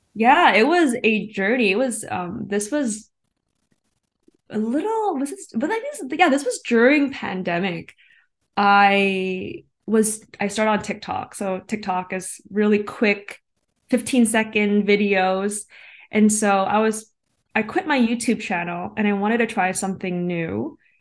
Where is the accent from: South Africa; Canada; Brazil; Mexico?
Canada; being Asian Canadian